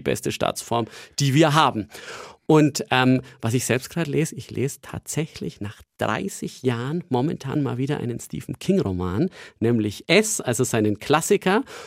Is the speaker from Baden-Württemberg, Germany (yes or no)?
no; Nuremberg, Bavaria, Germany; moved away as an adult; also born or lived in Lübeck; Nürnberg ist einfach meine Heimatstadt